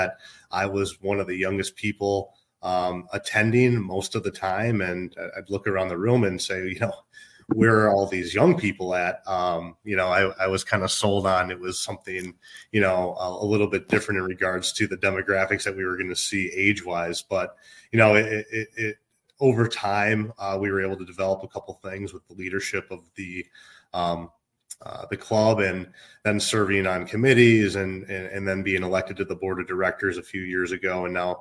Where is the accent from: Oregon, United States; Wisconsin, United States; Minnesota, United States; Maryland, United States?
Minnesota, United States; moved away as an adult; also born or lived in Illinois; now in Chicago, United States; I grew up in Minnesota and moved to Illinois in 2014